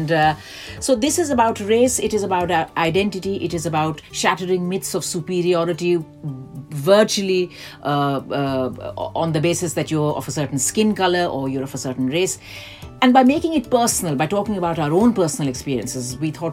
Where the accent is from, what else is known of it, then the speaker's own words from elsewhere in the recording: India; now in London, United Kingdom; I grew up in India